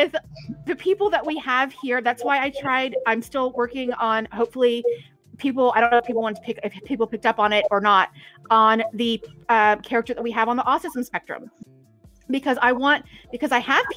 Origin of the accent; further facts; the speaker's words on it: East Texas, United States; accent: country; I'm originally from East Texas